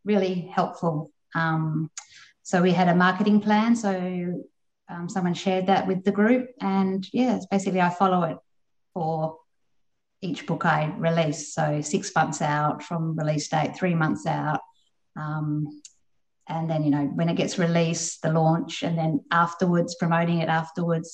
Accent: Perth, Western Australia, Australia; I'm from Perth, so the WA writing community is quite a strong community over here.

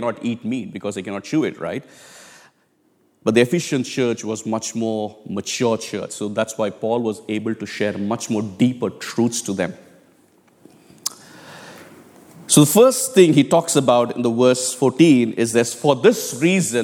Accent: India; moved away; I come from India, it's a very, very common thing for all of us to kneel down in prayer. I mean, in our churches, back home in India, we didn't have chairs

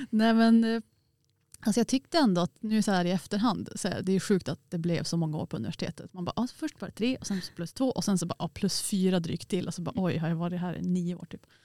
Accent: Piteå, Norrbotten County, Sweden; för jag är från Eh, Piteå och Norrbotten och så har man pluggat allt i Västerbotten.

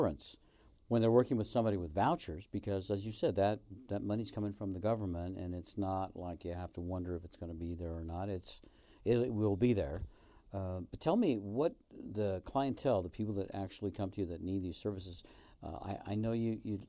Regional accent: Colorado, United States; also born or lived in Arizona; now in Northern Nevada, United States; I moved here from Arizona, and I lived in Colorado, my home state, for many, many years.

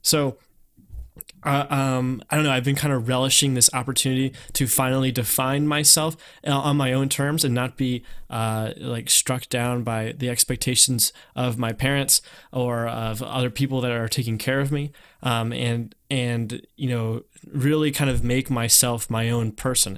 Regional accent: North Carolina, United States; moved away; people saw me as someone from North Carolina

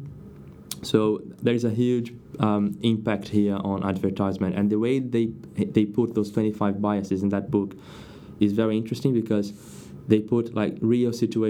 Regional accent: Brazil; English is a second language; moved away as an adult; now in United Kingdom; As you can tell by my accent, I'm not from the UK. I'm Brazilian.

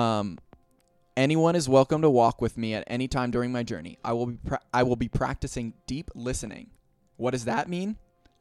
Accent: State College, Pennsylvania, United States; now in Denver, United States; my hometown

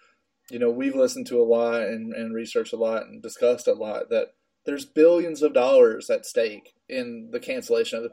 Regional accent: United States; being an American

